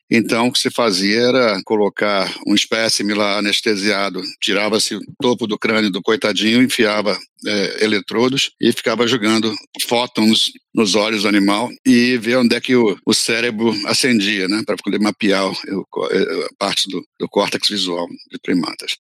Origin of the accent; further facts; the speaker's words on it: Brasília, Federal District, Brazil; also born or lived in Belo Horizonte, Minas Gerais; Eu nasci em Belo Horizonte, mas eu me considero brasiliense, porque na realidade eu cheguei em Brasília com um ano de idade